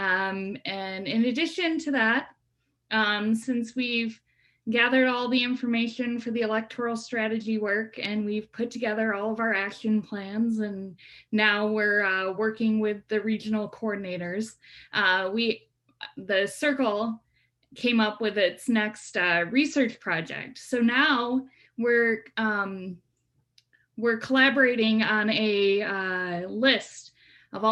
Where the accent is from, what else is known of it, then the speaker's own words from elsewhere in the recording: West Michigan, United States; now in Boston, United States; I grew up on the lake in West Michigan